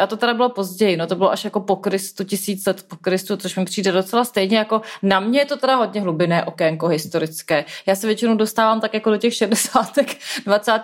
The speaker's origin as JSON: {"language": "Czech", "region": "Prague", "country": "Czechia", "said": "jsem prostě Pražák"}